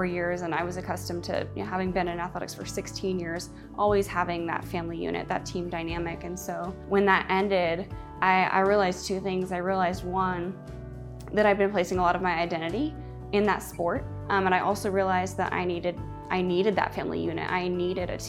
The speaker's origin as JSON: {"language": "English", "town": "Atlanta", "region": "Georgia", "country": "United States", "tie": "born or raised there", "said": "I was born and raised in Atlanta, Georgia."}